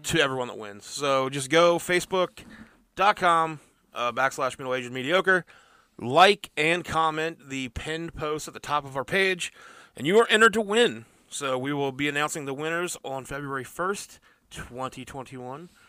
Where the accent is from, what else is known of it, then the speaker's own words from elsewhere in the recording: Parkersburg, West Virginia, United States; We're from Parkersburg, West Virginia, United States